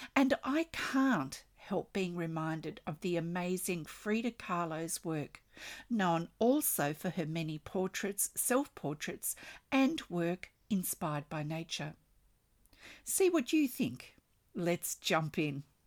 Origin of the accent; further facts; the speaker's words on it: Australia; I'm an Australian textile artist